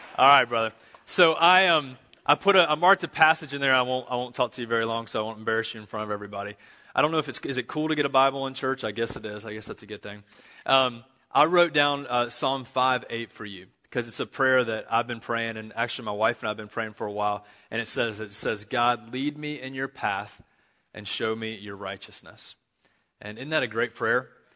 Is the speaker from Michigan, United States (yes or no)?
no; Charlotte, North Carolina, United States; I'm from Charlotte, North Carolina